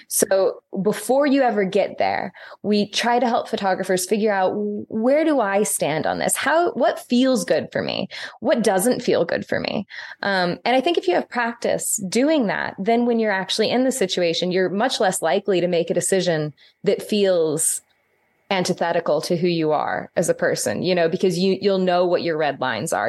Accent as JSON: {"language": "English", "town": "St. Louis", "region": "Missouri", "country": "United States", "tie": "born or raised there", "moved": "yes", "lives_now": "Northern Ireland, United Kingdom", "said": "I live in Northern Ireland now. This is a post-complex society. Um, it is different cultural, social, and political context than where I grew up in Saint Louis."}